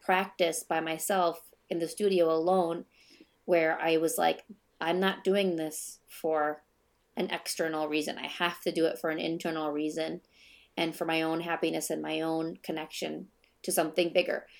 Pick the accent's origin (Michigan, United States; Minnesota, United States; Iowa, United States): Minnesota, United States; I'm born and raised in Minnesota